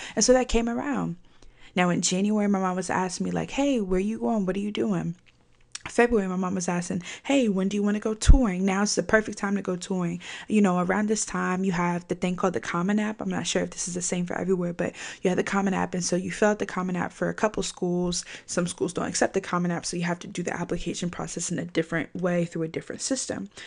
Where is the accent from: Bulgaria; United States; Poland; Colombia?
United States; Virginia; I'm from Virginia